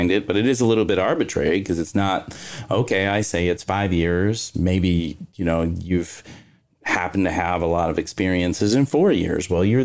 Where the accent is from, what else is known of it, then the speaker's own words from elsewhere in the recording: Kentucky, United States; I'm from Kentucky